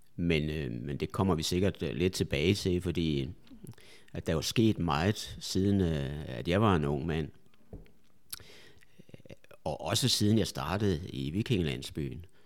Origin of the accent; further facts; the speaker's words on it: a small village outside Viborg, Central Jutland, Central Denmark Region, Denmark; moved away; also born or lived in Albertslund; nu skal vi helt tilbage til, til Midtjylland, ja. en lille landsby uden for Viborg